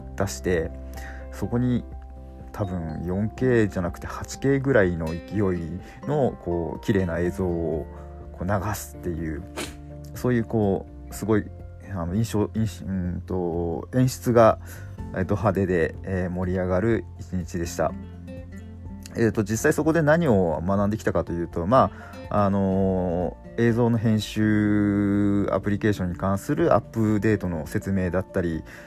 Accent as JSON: {"language": "Japanese", "region": "Fukushima", "country": "Japan", "tie": "born or raised there", "said": "自分地元福島なんですけど"}